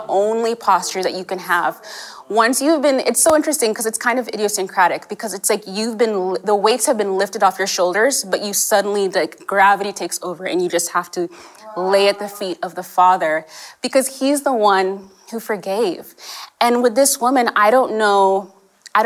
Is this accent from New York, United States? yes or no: no; California, United States; accent: American; also born or lived in Kenya / England; We moved to California when I was five